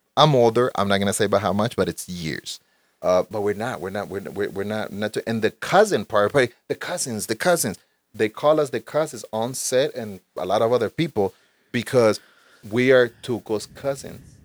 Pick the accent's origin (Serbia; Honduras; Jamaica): Honduras; moved away; I was born in Honduras, Central America. In Honduras, when I was there, I practiced taekwondo for a few years